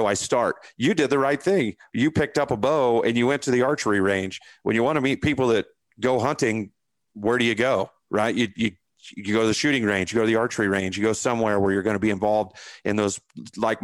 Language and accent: English; Indiana, United States; I grew up in Indiana.